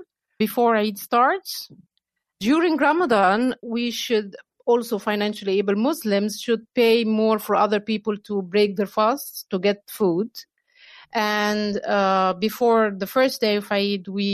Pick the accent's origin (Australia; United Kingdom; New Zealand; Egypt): Egypt; moved away; also born or lived in Kuwait / Dubai / Qatar; I'm originally from Egypt, but I also lived in Kuwait, Dubai